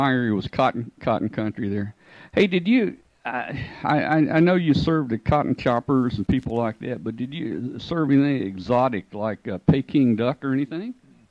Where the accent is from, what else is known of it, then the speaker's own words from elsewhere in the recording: Arkansas Delta, United States; I grew up in the Delta on Highway 61 up in Arkansas, not too far from you.